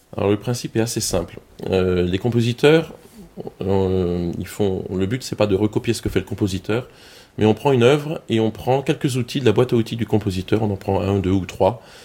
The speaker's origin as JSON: {"language": "French", "town": "Colmar", "region": "Grand Est", "country": "France", "accent": "Alsatian", "said": "j'habite Colmar en Alsace, ça s'entend mon accent"}